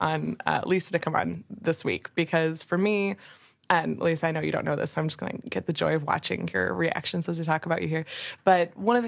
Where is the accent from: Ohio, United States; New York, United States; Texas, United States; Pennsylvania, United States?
Texas, United States; I'm a Texan